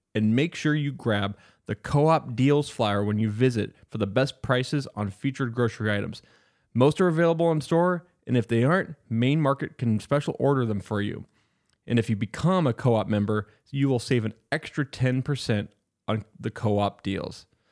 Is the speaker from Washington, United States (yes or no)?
yes; Spokane, Washington, United States; we graduated the same year from Mount Spokane High School.